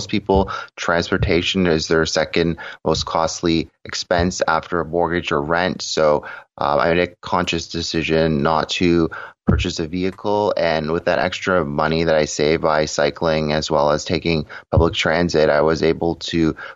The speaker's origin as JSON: {"language": "English", "town": "Toronto", "region": "Ontario", "country": "Canada", "tie": "born or raised there", "said": "I was born and raised in Toronto, Ontario"}